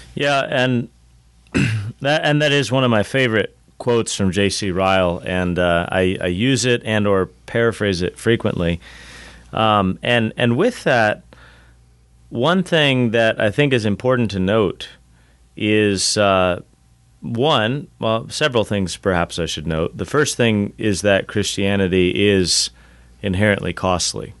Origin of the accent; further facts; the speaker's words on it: Southern California, United States; moved away as an adult; I grew up in Southern California